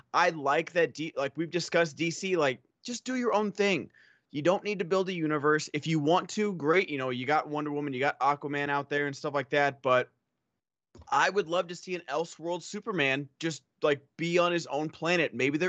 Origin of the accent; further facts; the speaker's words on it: Australia; I'm Australian and we lost a war to emus.